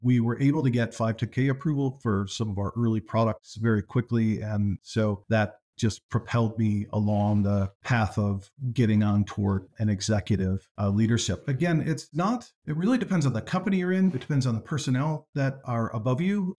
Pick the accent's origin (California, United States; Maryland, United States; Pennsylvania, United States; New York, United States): New York, United States; near Corning, southern tier of western New York State, United States; I grew up in the southern tier of western New York State, uh, near Corning